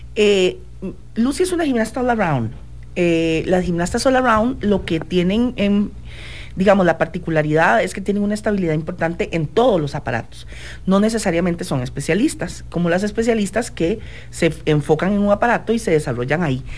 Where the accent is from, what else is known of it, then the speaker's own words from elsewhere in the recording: Costa Rica; nosotros como ticos